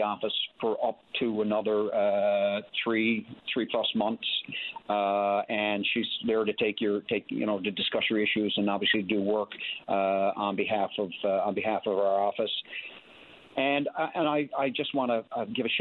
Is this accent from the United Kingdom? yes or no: no; Springdale, Newfoundland and Labrador, Canada; our two daughters and their families both live in Springdale, my hometown